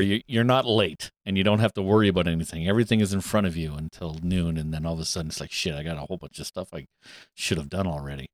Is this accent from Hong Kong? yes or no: no; Canada; Canadian Thanksgiving